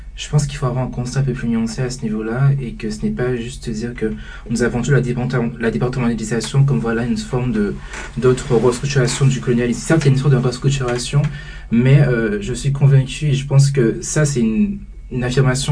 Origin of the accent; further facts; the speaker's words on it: Guadeloupe; en tant que Guadeloupéen, en tant qu'Antillais qui est justement grandi aux Antilles